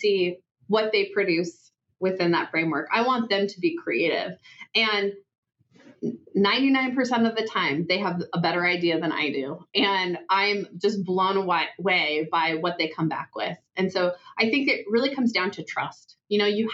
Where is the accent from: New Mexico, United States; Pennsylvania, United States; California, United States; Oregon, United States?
Oregon, United States; now in Idaho, United States; I'm from the Northwest, I'm from Oregon